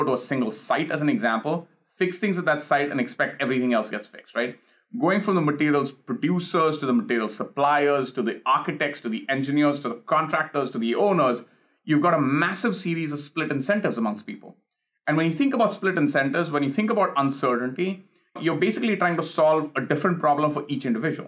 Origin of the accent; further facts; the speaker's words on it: India; now in Los Angeles, United States; I grew up in India